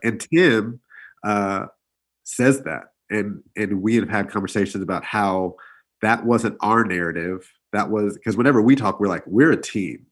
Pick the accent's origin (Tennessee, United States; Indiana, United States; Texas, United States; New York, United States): Texas, United States; Pearland; I grew up in Pearland, actually